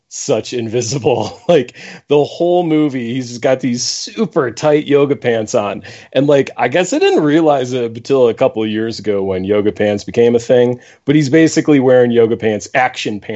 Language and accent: English; Buffalo, New York, United States; moved away; I'm from Buffalo originally. So I am a Buffalo Bills fan